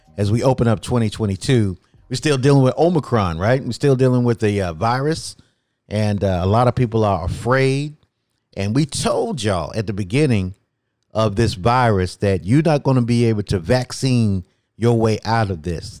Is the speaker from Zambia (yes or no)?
no; North Carolina, United States; my home state of North Carolina